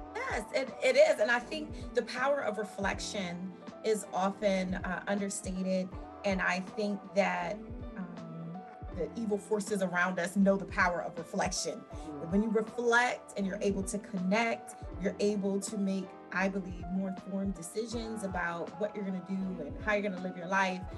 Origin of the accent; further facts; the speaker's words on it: Washington, District of Columbia, United States; moved away as an adult; also born or lived in Willingboro Township, New Jersey; now in Willingboro, United States; I was raised in Washington, D.C.